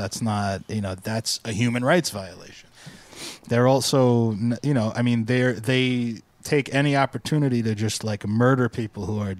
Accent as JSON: {"language": "English", "country": "United States", "said": "not talking about Americans because I'm an American and I love this country."}